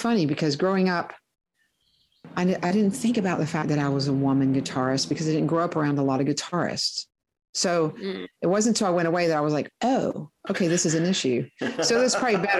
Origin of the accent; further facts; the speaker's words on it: near Huntington, West Virginia, United States; I grew up near Huntington, West Virginia